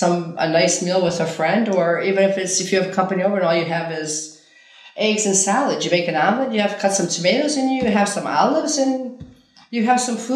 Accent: Ikaria, North Aegean, Greece

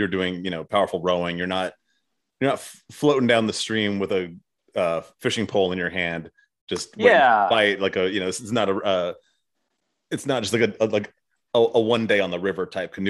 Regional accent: Arizona, United States; now in Tennessee, United States; So I was born in Arizona, and then, you know, now I live in Tennessee. I've always lived in very warm weather places.

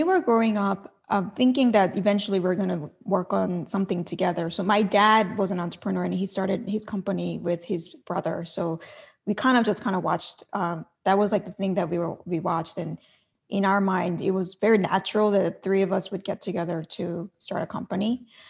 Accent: South Korea; Like in Korea, and I'm from Korea, and there's an expression called like, you know, you're 98% happy, but there's like 2% missing in your life.

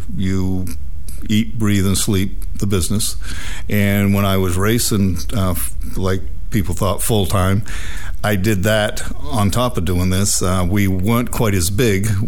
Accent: Waldoboro, Maine, United States; I grew up in Waldoboro, Maine, which is up between up by Damariscotta, Rockland, Maine

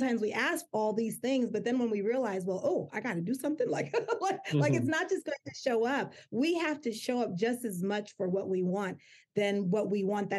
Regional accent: United States; my family came from Jamaica, my mom and my dad, and I was born here in the United States

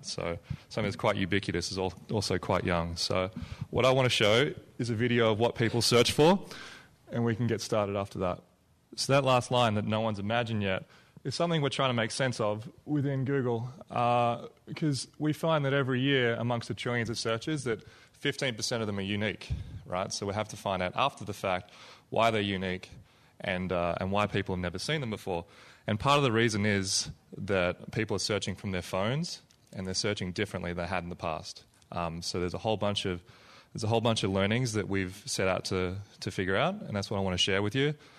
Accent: Melbourne, Victoria, Australia; moved away; I come from Australia, place called Melbourne, Australia

